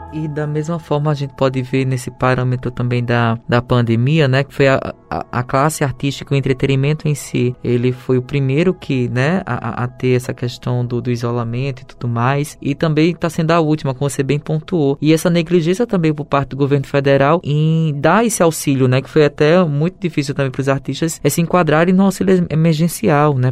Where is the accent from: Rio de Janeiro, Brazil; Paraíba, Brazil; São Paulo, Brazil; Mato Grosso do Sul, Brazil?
Paraíba, Brazil; enquanto nordestino, enquanto paraibano